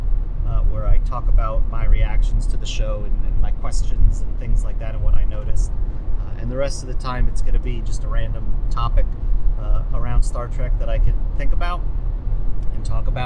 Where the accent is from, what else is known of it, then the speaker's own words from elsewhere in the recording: New Jersey, United States; I'm from New Jersey